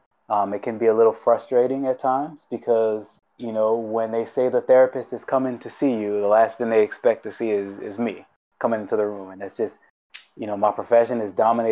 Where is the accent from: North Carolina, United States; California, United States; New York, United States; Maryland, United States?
Maryland, United States; Baltimore; moved away as an adult; I grew up in Baltimore City in the middle of the hood